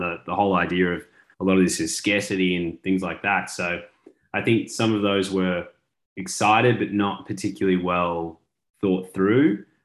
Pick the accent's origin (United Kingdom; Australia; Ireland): Australia; now in Texas, United States; As an Australian living in Texas